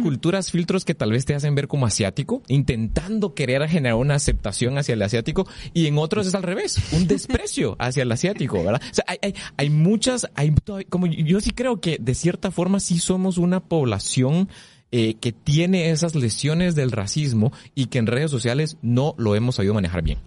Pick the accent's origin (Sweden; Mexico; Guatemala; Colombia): Guatemala; nosotros como guatemaltecos